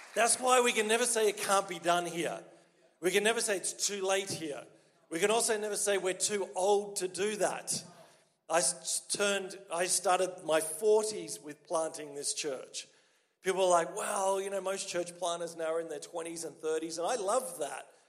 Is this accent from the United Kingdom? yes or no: no; Australia; accent: Australian; moved away as an adult; now in Quebec, Canada